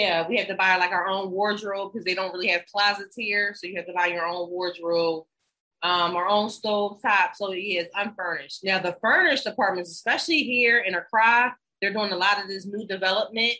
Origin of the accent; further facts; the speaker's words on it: Philadelphia, Pennsylvania, United States; moved away as an adult; also born or lived in Washington, District of Columbia, United States; now in Ghana; I'm from Philadelphia and DC